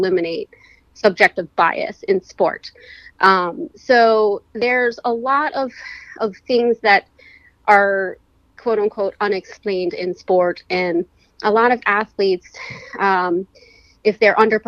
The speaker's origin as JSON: {"language": "English", "region": "Pennsylvania", "country": "United States", "also_born_or_lived": "Florida / California / Chester County, Pennsylvania", "moved": "as an adult", "said": "I'm originally from Pennsylvania"}